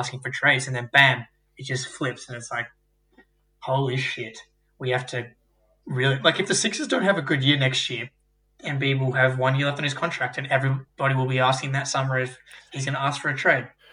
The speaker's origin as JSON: {"language": "English", "country": "Australia", "said": "as an Australian"}